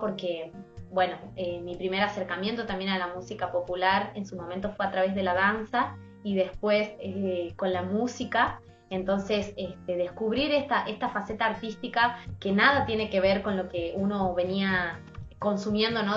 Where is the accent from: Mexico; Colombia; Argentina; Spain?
Argentina; Tucumán; nuestra provincia